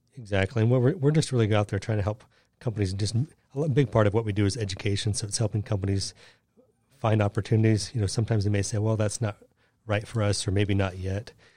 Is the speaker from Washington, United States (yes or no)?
yes; Seattle, Washington, United States; moved away; I'm from Seattle, and I grew up climbing mountains